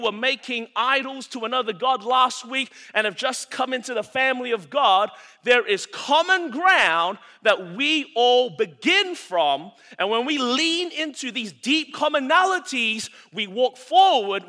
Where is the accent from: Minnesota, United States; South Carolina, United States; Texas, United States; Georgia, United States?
South Carolina, United States; Anderson; I'm from Anderson, South Carolina.